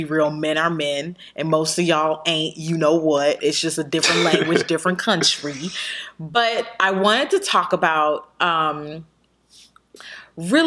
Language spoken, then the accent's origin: English; La Puente, California, United States; I grew up in San Gabriel Valley. I grew up in La Puente